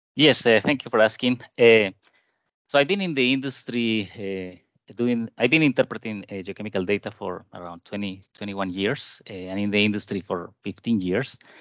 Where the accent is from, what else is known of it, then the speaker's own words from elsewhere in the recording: Colombia; moved away as an adult; also born or lived in Japan / Canada; I was born in Colombia, and I did my bachelor degree in Colombia